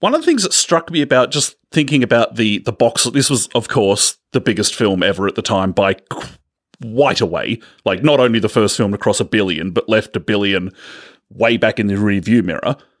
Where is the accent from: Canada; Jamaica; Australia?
Australia; We're from Australia